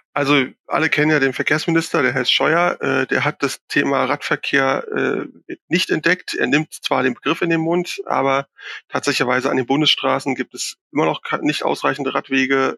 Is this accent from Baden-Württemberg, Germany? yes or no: no; Berlin, Germany; ich bin ja Berliner